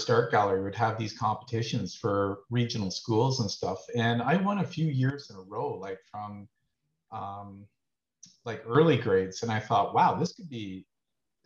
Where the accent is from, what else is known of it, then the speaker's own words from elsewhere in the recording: Brantford, Ontario, Canada; also born or lived in Guelph; I grew up in Brantford. I went to school here at Resurrection to about grade six. We started moving around, ended up in Guelph